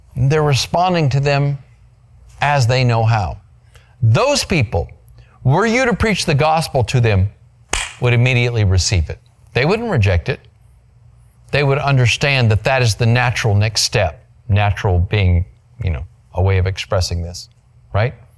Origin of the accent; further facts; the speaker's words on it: Grand Canyon, Arizona, United States; moved away; I was born on the South Rim in Grand Canyon, Arizona, a million years ago